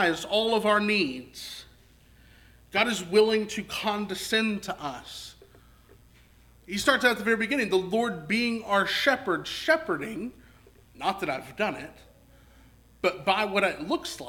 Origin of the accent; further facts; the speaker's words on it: Texarkana, Arkansas, United States; I grew up in Southwest Arkansas. Grew up in Texarkana